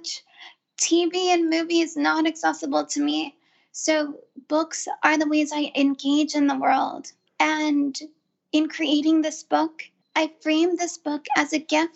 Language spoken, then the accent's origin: English; California, United States; I grew up in California